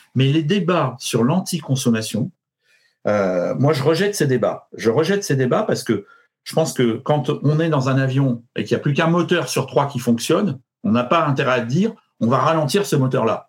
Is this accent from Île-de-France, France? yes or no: yes; Paris, Île-de-France, France; je suis parisien